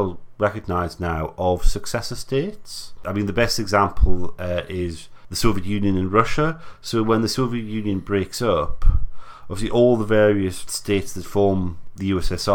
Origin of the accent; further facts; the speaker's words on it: England, United Kingdom; as an English person in the UK